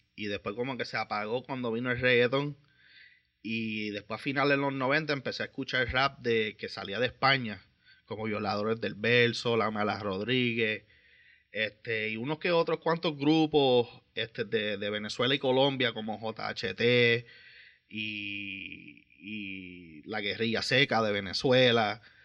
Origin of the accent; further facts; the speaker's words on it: Vega Baja, Puerto Rico; soy de Vega Baja